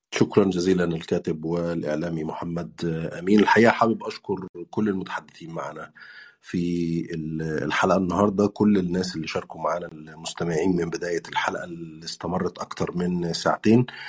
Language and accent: Arabic; Egypt; moved away as an adult; also born or lived in Turkey; now in United Kingdom; بتكلم كانسان مصري عاش تجربه اللجوء